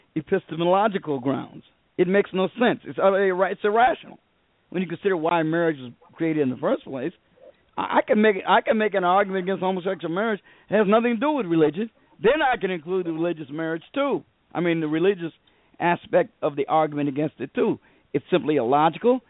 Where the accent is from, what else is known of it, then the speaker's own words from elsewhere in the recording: Chicago, Illinois, United States; I was raised in Chicago all my life